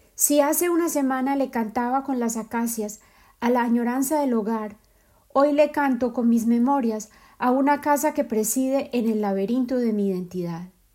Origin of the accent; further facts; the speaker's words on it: Medellín, Antioquia, Colombia; moved away; mi ciudad de origen, Medellín